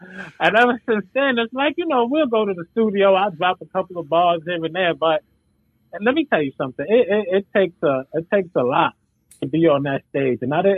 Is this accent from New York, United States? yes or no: yes; Brooklyn, New York, United States; Brownsville, Brooklyn.